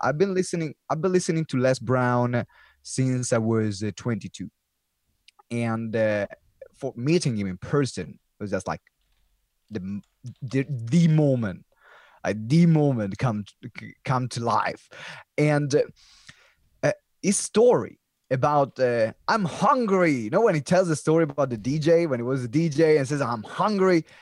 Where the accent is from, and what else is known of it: Italy; English is a second language; now in United Kingdom